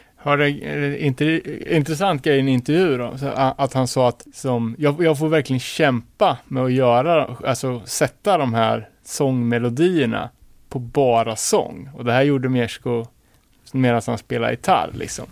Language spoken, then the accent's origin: Swedish; Örebro, Örebro County, Sweden; som Örebroare